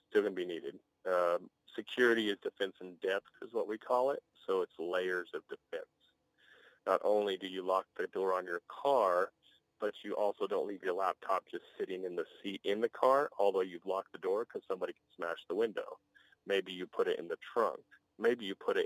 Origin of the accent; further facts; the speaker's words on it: Hart, Texas, United States; now in Amarillo, United States; Growing up in Hart, Texas, their life moves a lot slower than Amarillo, Texas